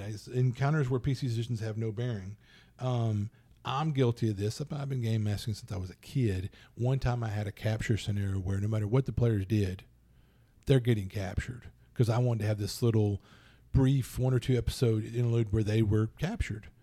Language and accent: English; Louisiana, United States; I'm from Louisiana